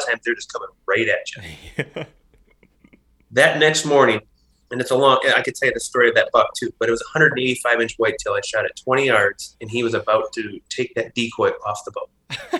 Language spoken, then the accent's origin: English; Midwest, United States; Growing up in the Midwest and doing that, like, you know, during my 20s and early 30s in the Midwest